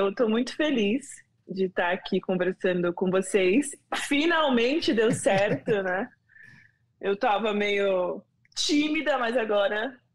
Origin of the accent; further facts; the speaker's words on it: Rio de Janeiro, Brazil; sou aqui do Rio de Janeiro e tenho uma empresa de impacto social chamada Era Uma Vez o Mundo.